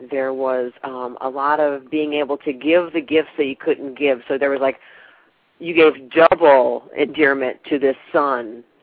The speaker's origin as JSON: {"language": "English", "region": "New York", "country": "United States", "lives_now": "Texas, United States", "said": "Well, I'm in Texas now, but I'm originally from New York."}